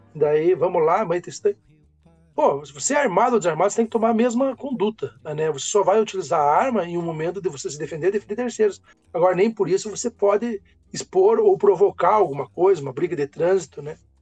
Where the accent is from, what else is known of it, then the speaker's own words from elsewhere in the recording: Brazil; nós vamos nos reconhecendo enquanto brasileiros